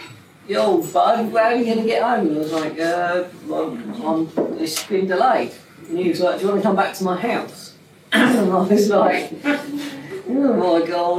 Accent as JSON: {"language": "English", "region": "England", "country": "United Kingdom", "said": "I'm from England."}